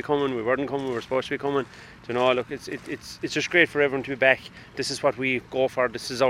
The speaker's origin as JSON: {"language": "English", "area": "County Kerry", "region": "Munster", "country": "Ireland", "said": "I'm from County Kerry."}